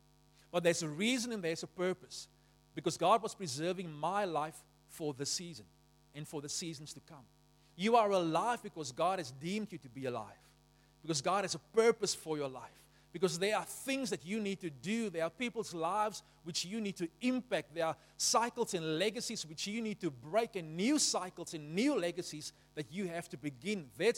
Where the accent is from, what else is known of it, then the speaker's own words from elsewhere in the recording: Beaufort West, Western Cape, South Africa; When I was born in Beaufort West, they put me in a defective incubator because the only working incubator was on the white side of the hospital, and they were not going to put a colored child in the white side of the hospital.